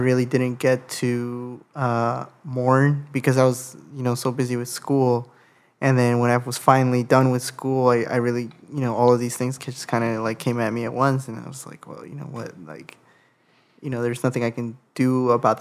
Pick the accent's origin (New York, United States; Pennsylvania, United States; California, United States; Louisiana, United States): California, United States; Los Angeles; growing up in Sylmar